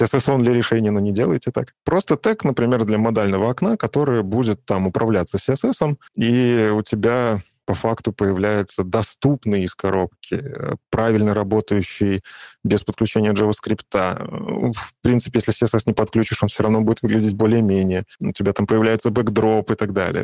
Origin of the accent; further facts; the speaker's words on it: Vitebsk Region, Belarus; я сам из Беларуси, вот, из Витебской области